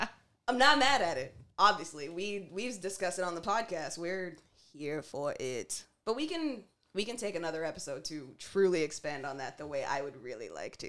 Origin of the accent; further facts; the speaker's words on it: Canada; as black and as Canadian as we are